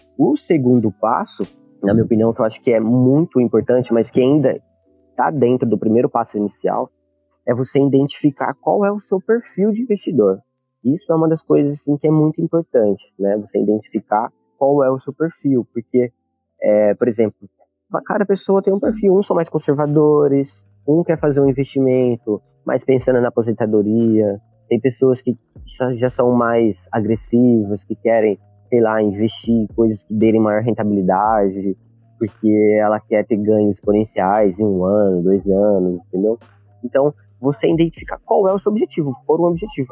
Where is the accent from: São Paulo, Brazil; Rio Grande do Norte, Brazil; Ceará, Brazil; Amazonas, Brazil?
São Paulo, Brazil; Campinas; moved away as an adult; eu sou de de Campinas, São Paulo.